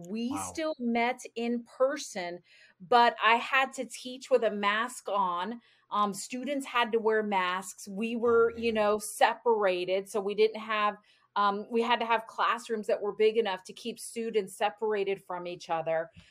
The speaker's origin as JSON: {"language": "English", "region": "Florida", "country": "United States", "also_born_or_lived": "North Carolina", "moved": "as an adult", "lives_now": "Indiana, United States", "said": "I am originally from Florida"}